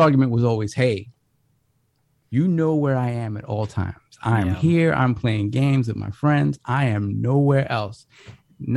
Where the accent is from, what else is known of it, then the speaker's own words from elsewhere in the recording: New York City, New York, United States; growing up in the Bronx in, you know, the late 80s and, you know, early to mid 90s was tough